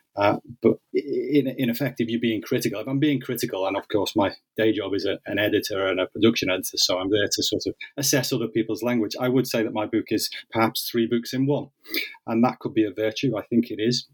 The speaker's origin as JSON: {"language": "English", "town": "Liverpool", "region": "North West England", "country": "United Kingdom", "tie": "born or raised there", "said": "growing up in Liverpool, um, in the northwest of England."}